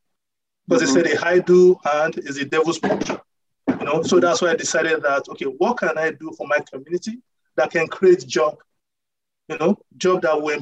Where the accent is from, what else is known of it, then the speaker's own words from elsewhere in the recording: Nigeria; moved away as an adult; now in United States; Okay, I'm originally from Nigeria. So I came to the United States on a basketball scholarship and was in college for about 5 years